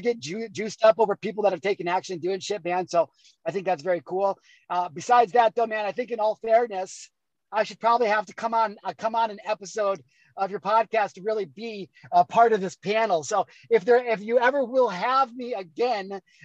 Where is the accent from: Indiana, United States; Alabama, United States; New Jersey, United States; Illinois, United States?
Illinois, United States; moved away; also born or lived in California; I grew up in Illinois